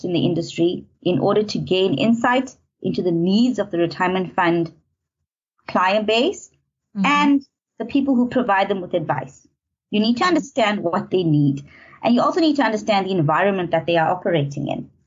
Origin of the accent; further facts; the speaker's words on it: Natal Midlands, KwaZulu-Natal, South Africa; moved away as an adult; also born or lived in Howick / Pietermaritzburg; now in Johannesburg, South Africa; I'm from Natal, specifically from the Natal Midlands. I grew up in a middle-class home